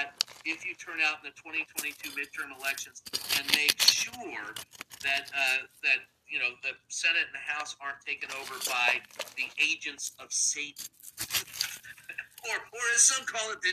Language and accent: English; Louisville, Kentucky, United States; it was the end of the run in my hometown of a family-owned newspaper. It was the Courier Journal and Louisville Times